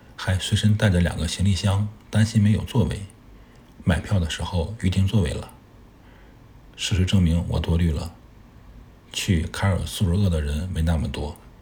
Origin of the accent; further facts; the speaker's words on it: China; 作为一个中国人